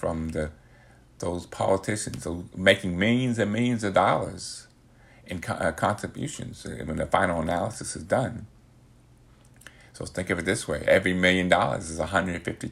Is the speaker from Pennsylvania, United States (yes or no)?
no; New York City, New York, United States; I grew up in the Bronx, New York